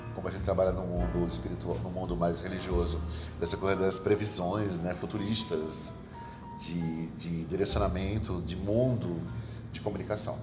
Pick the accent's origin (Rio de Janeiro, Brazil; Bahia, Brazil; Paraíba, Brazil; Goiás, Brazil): Paraíba, Brazil; now in São Paulo, Brazil; Sou paraibano de nascimento e registro